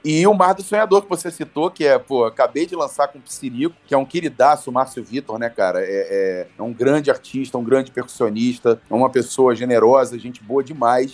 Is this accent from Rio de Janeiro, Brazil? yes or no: yes; Rio de Janeiro, Brazil; also born or lived in Petrópolis; eu morava em Petrópolis, eu sou do Rio de Janeiro, eu morava em Petrópolis e treinava no Rio